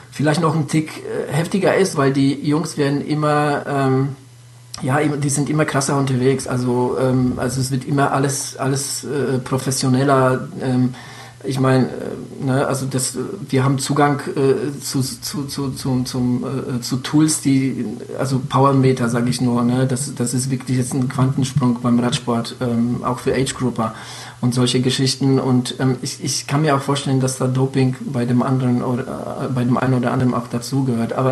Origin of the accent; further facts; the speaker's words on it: Hesse, Germany; Ich hatte hier bei uns in Hessen, ähm, bei dir wahrscheinlich was ähnlich, waren hier Anfang 90er sehr viele äh, Amerikaner stationiert. Ich hatte in meiner äh, Nachbarschaft viele Amis